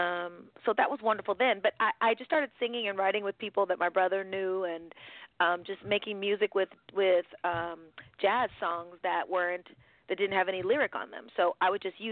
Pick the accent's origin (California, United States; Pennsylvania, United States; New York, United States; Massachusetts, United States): California, United States; San Diego; also born or lived in San Francisco; when I was growing up in San Diego, I was born in San Francisco, but I lived in San Diego for a good amount of time